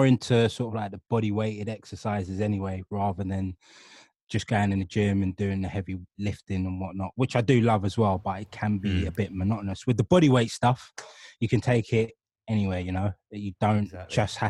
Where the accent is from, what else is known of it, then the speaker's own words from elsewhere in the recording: London, United Kingdom; coming from Hackney, growing up in Hackney, or even in a city, London